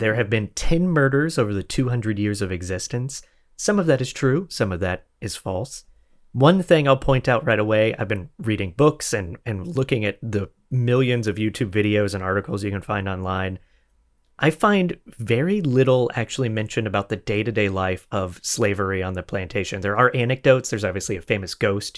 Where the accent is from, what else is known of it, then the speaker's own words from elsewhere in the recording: Florida, United States; I'm from Florida